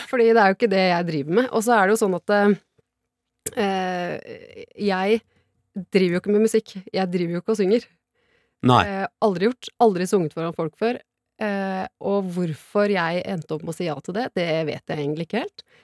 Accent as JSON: {"language": "Norwegian", "town": "Porsgrunn", "region": "Telemark", "country": "Norway"}